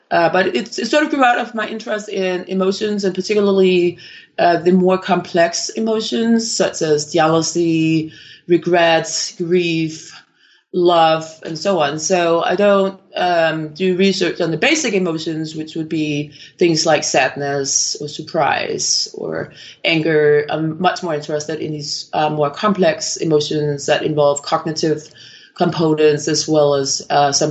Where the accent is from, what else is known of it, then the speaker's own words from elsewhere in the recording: Copenhagen, Capital Region of Denmark, Denmark; moved away as an adult; also born or lived in Miami, United States / Oslo, Norway; originally from Copenhagen in Denmark, and I actually completed a degree in neuroscience uh, in Denmark.